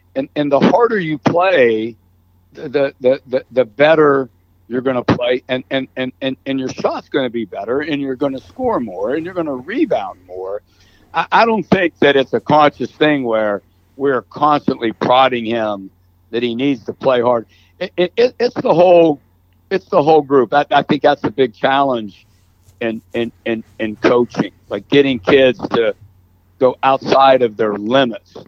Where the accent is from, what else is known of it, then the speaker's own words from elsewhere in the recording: Ohio, United States; moved away; I grew up in Ohio